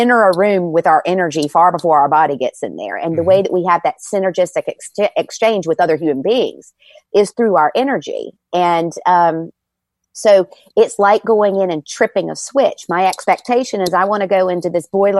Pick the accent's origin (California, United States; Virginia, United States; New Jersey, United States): Virginia, United States; moved away; I'm from Virginia and I love, when I go home, I go to Busch Gardens.